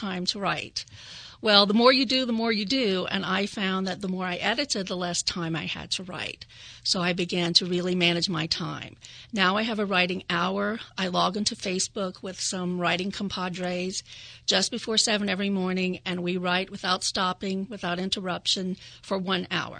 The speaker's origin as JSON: {"language": "English", "region": "Louisiana", "country": "United States", "moved": "yes", "lives_now": "Delaware, United States", "said": "I'm from Louisiana, and I come from a long line of oral storytellers, Cajuns, Acadians, Louisiana French. I grew up in a bilingual household."}